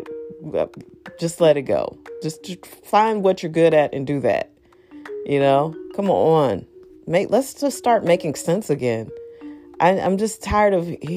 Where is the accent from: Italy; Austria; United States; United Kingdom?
United States; I'm American